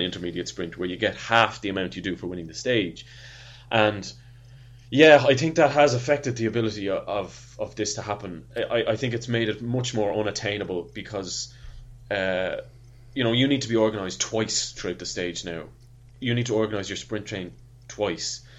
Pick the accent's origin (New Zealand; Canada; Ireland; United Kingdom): Ireland; as an Irishman